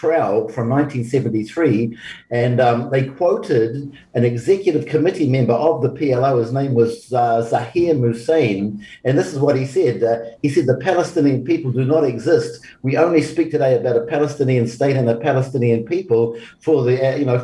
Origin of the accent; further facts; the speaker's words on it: New Zealand; being a Kiwi